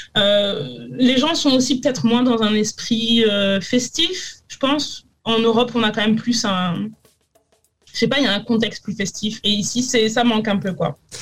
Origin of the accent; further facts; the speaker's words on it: France; now in New Zealand; je suis française